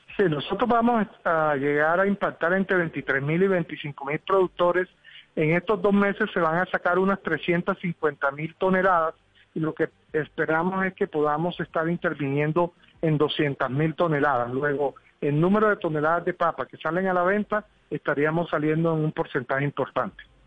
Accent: Colombia; nosotros como colombianos, los que estamos en las ciudades

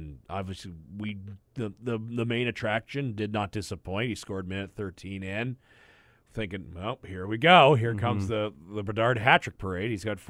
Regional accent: Cayley, Alberta, Canada; I'm from Southern Alberta.

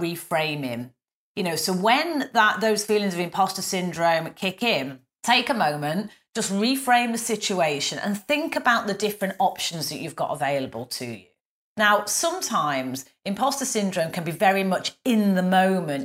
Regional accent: the north of England, United Kingdom; accent: northern; me with my northern accent

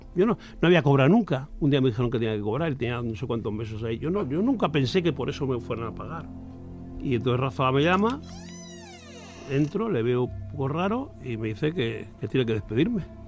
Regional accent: Madrid, Community of Madrid, Spain; also born or lived in El Tiemblo, Ávila; nací en Madrid por dos razones. La primera porque ya no se en los pueblos, y en mi pueblo no había hospital, y mi pueblo, curiosamente, siendo de Ávila, está más cerca a Madrid que Ávila. Y luego, pues porque mis padres acaban de, mi madre embarazada de mí, acaban de irse a vivir a Madrid

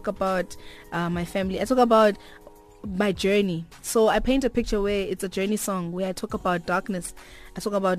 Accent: Mthatha, Eastern Cape, South Africa; I was born in Mthatha.

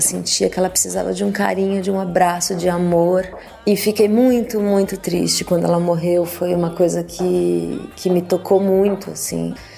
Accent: Brazil; Eu sou muito brasileira, sou uma cantora muito brasileira

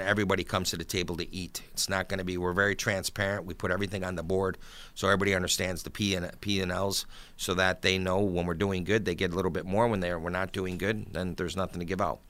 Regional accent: Buffalo, New York, United States; now in Hamburg, New York, United States; I grew up in South Buffalo, right off of Seneca Street, and, uh, lived there for, until I was about thirty years old. Then I moved out to Hamburg

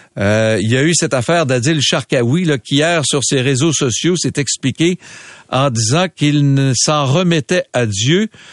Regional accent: Quebec City, Quebec, Canada; moved away; je suis né à Québec, j'ai grandi à Québec

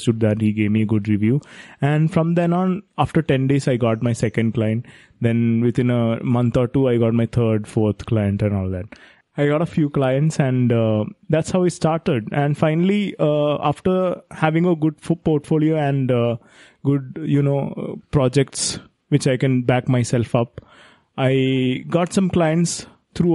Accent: India; being an Indian

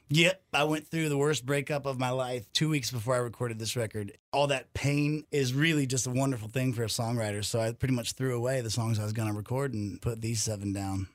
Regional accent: Arizona, United States; I'm from Arizona

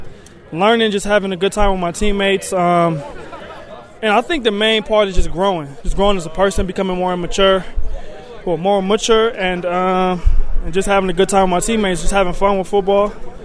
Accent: California, United States; I came from Cali, so I wasn't really used to people being nice.

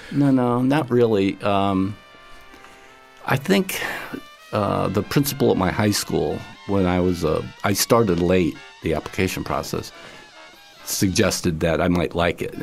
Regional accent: upstate New York, United States; now in Florida, United States; I grew up in the 60s uh, in uh, upstate New York

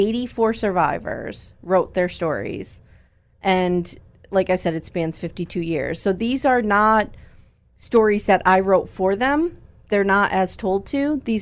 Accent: Scranton, Pennsylvania, United States; So I grew up in Scranton. I've been here pretty much my whole life. My husband and I live in Scott Township now, which is only about 15 miles north of Scranton.

